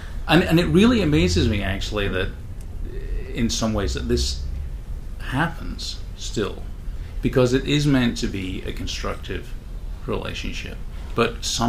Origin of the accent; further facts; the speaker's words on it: Scotland, United Kingdom; There's that joke about, I'm from Scotland, you know, this Scottish Alzheimer's where you forget everything except the grudges.